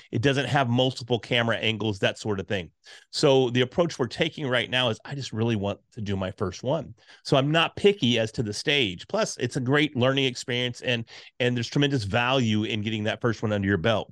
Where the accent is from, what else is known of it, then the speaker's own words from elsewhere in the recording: Texas, United States; being from Texas